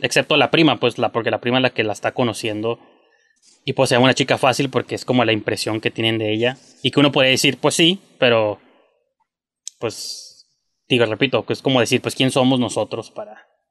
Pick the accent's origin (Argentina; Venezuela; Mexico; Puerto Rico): Mexico; soy mexicano